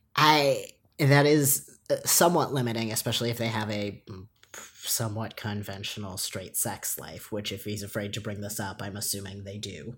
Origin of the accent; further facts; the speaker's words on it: Long Island, New York, United States; growing up on Long Island